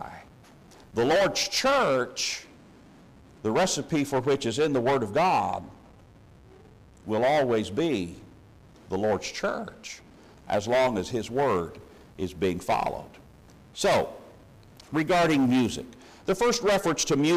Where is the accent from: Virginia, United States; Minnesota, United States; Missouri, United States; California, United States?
Missouri, United States; moved away; when I was growing up in Missouri